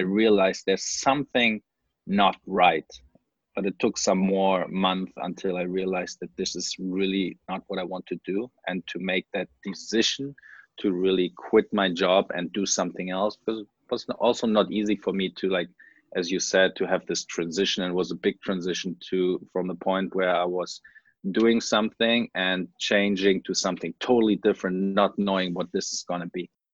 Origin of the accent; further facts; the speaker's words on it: Germany; moved away as an adult; also born or lived in Hawaii / Sintra; after I finished high school in Germany, I went to college in Hawaii